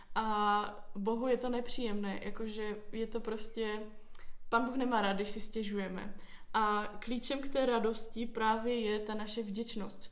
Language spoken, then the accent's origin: Czech; Ostrava, Moravian-Silesian Region, Czechia; moved away as an adult; also born or lived in Olomouc; now in Brno, Czechia; jsem se narodila v Olomouci a potom asi, když mě byly dva týdny, tak jsem se přestěhovala do Ostravy. Tam jsem prožila skoro celé své dětství a v 18 jsem se přestěhovala do Brna.